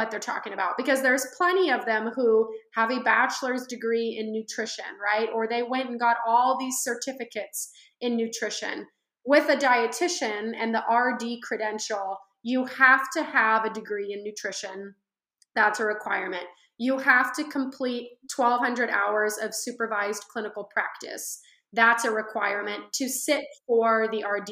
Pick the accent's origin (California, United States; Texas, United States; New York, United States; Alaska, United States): California, United States; the Central Valley; I am originally from California, the Central Valley